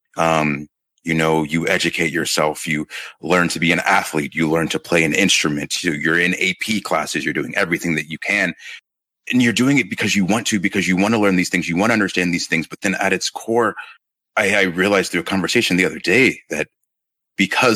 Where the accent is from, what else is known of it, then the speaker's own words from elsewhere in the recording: Marietta, Georgia, United States; also born or lived in Inglewood, California; I grew up in Georgia in Marietta, spent the first couple of years in California in Inglewood. And then when I was about 7 years old, we moved to Georgia and was there for the majority of my life